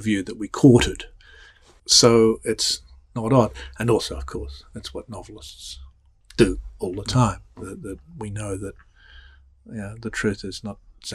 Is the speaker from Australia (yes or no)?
yes; Australia; accent: Australian; moved away as an adult; now in United States; growing up in Australia